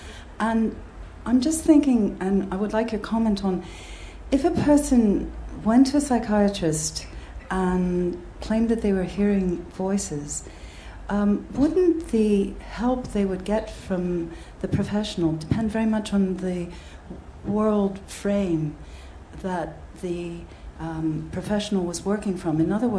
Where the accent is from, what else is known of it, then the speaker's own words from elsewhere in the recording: United States; I come from the United States